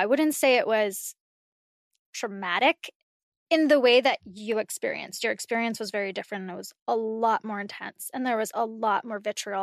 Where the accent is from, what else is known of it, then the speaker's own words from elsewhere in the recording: California, United States; I'm from California